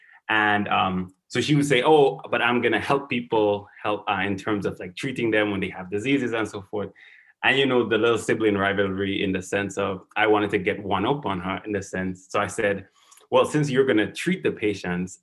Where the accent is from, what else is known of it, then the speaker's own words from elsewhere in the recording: Saint Andrew, Grenada; moved away as an adult; also born or lived in St. George's, Grenada / New York, United States; now in Baltimore, United States; I grew up in St. Andrews, in a village called Maryville